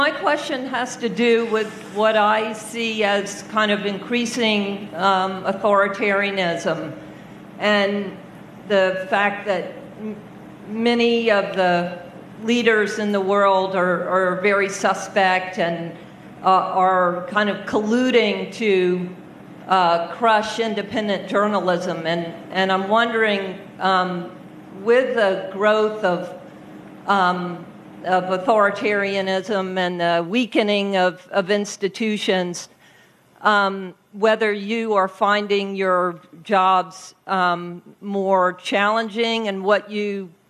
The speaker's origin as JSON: {"language": "English", "country": "United States", "said": "I'm from the United States, and I wonder if the two of you could come to my country"}